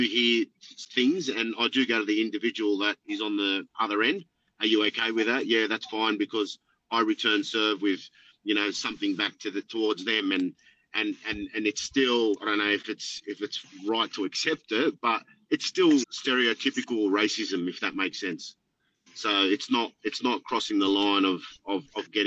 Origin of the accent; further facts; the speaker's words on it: Sydney, New South Wales, Australia; I grew up in Lakemba